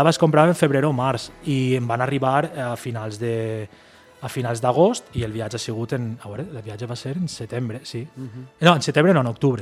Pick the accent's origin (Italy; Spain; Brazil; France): Spain; Ondara, Valencian Community; now in Beniarbeig, Spain; jo visc en Benyarbeig, visc en Benyarbeig, però jo he fet la meva vida en Ondara